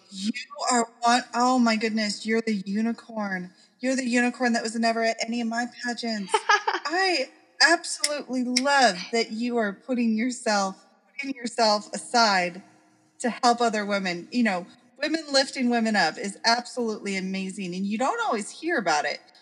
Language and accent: English; Oregon, United States; Growing up in Oregon